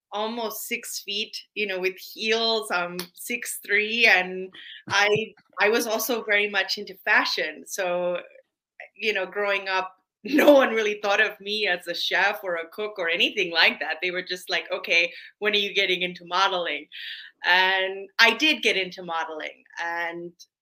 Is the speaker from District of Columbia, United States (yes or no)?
yes; Washington, District of Columbia, United States; I was born in Washington, DC